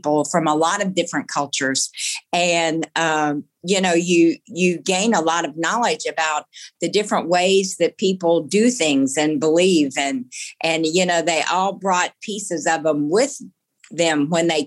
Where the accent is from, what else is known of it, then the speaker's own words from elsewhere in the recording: Biloxi, Mississippi, United States; I grew up in Biloxi, Mississippi, right down the road from Keesler Air Force Base